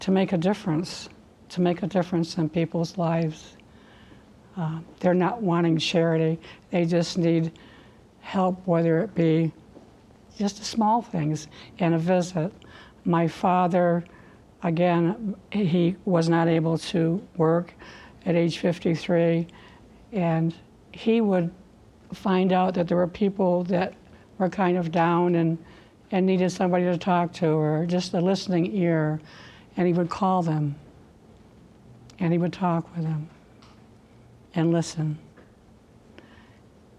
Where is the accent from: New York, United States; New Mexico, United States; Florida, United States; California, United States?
New York, United States; Sprague; It was just a wonderful place to grow up.